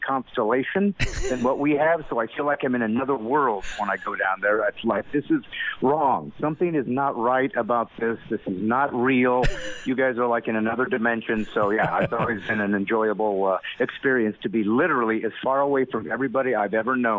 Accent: California, United States; also born or lived in Indiana, United States; now in Nashville, United States; we moved when I was 9 to California, and I spent most of my life there

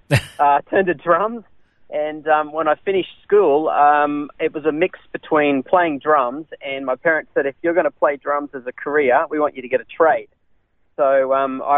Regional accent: Brisbane, Queensland, Australia; also born or lived in Redcliffe / America; now in Sunshine Coast, Australia; I was born in Redcliffe, so I was raised on the north side of Brisbane in a little place called Banyo.

